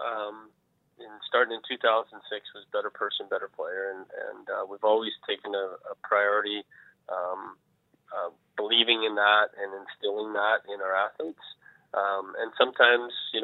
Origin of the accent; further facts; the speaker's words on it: Central Alberta, Canada; also born or lived in Vauxhall, Alberta; I was raised in Central Alberta and then moved south